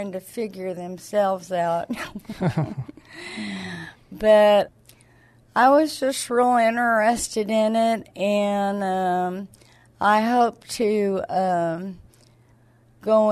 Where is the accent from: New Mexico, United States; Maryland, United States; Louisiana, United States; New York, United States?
New Mexico, United States; Clovis; also born or lived in Alamogordo, New Mexico; I was born and raised in Clovis, New Mexico